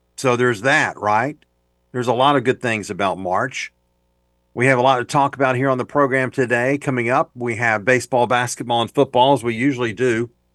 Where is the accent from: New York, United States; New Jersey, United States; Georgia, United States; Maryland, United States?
Georgia, United States; Waycross; also born or lived in Athens, Georgia / Brunswick, Georgia / St. Simons Island, Georgia; now in Macon, United States; I'm from Waycross and have lived in Athens and Brunswick in my day, or Saint Simon's. I have lived in Macon for twenty-seven years now